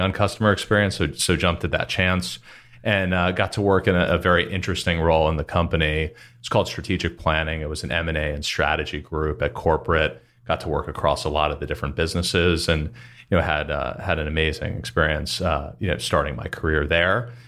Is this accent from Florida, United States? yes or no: yes; West Palm Beach, Florida, United States; moved away as an adult; I was born and raised in South Florida area, West Palm Beach